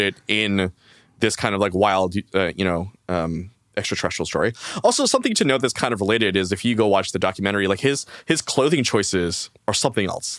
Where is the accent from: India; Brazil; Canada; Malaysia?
Canada; as a Canadian